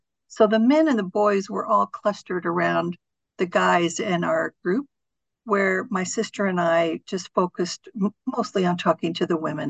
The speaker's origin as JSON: {"language": "English", "country": "DR Congo", "tie": "born or raised there", "said": "My father and his five siblings were all born in the Congo, and my parents returned as adults, and that's why I grew up in Congo."}